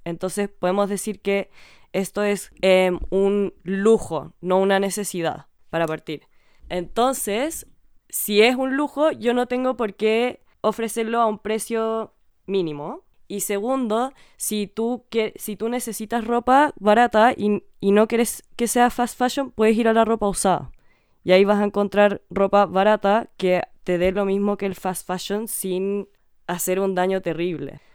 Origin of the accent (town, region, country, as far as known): Chile; born or raised there